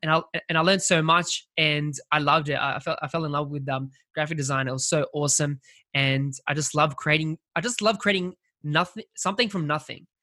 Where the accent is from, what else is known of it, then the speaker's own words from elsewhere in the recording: Australia; I'm from Australia